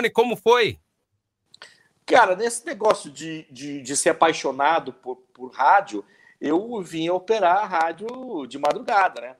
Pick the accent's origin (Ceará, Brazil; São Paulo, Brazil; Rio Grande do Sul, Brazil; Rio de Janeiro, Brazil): São Paulo, Brazil; Duartina; Rapaz, eu sou de Duartina, sou duartinense, sou do interior de São Paulo.